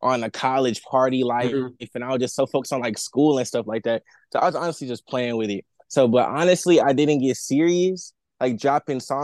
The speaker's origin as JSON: {"language": "English", "town": "Houston", "region": "Texas", "country": "United States", "also_born_or_lived": "Orange, Texas", "said": "I am from Houston, Texas, man. And the north side, to be specific"}